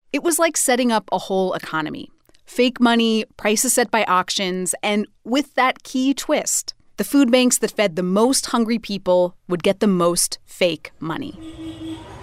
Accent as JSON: {"language": "English", "region": "Idaho", "country": "United States", "tie": "born or raised there", "said": "Idaho, my home state"}